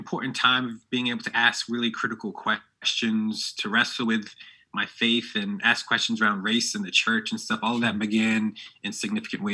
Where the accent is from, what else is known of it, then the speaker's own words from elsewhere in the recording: Norristown, Pennsylvania, United States; now in Harrisburg, United States; born and raised in Norristown, Pennsylvania, part of the Philadelphia ecosystem